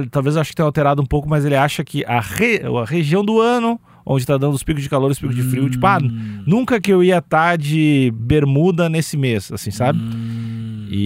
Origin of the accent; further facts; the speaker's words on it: Rio de Janeiro, Brazil; eu sou do Rio